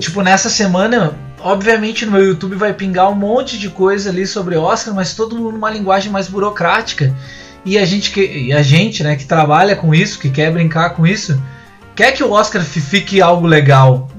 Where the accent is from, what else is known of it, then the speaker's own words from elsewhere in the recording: Rio Grande do Sul, Brazil; also born or lived in Canoas; eu sou do Rio Grande do Sul, moro em Canoas, pertinho dos guris aqui